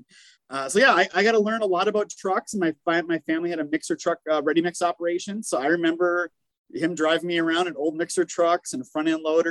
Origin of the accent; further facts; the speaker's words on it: Minnesota, United States; moved away as an adult; now in South Carolina, United States; where I grew up in Minnesota